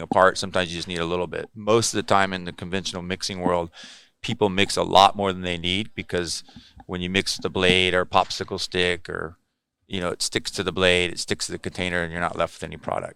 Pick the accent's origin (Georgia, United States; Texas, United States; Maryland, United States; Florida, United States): Texas, United States; South; moved away as an adult; also born or lived in Corpus Christi, Texas; now in California, United States; I grew up in South Texas surfing